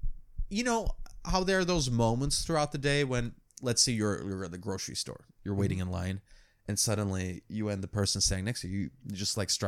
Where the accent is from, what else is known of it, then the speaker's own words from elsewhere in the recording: United States; also born or lived in New York City; I'm an American.